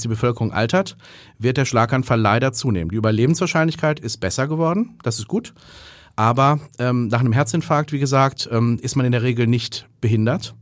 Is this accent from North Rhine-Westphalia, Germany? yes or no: yes; North Rhine-Westphalia, Germany; moved away as an adult; also born or lived in Heidelberg / Erlangen / Oxford; now in Hamburg, Germany; bin ich aus Westfalen